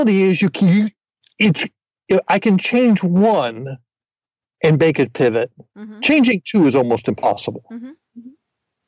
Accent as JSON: {"language": "English", "region": "New Jersey", "country": "United States", "tie": "born or raised there", "moved": "yes", "said": "I grew up in New Jersey"}